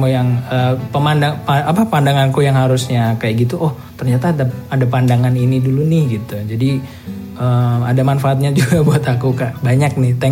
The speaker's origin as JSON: {"language": "Indonesian", "town": "Klaten", "region": "Central Java", "country": "Indonesia", "said": "aku sini eh, Klaten deket sini"}